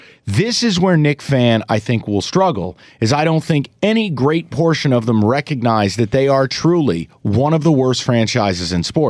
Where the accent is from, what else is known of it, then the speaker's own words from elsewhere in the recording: upstate New York, United States; even though I grew up upstate, I am a New Yorker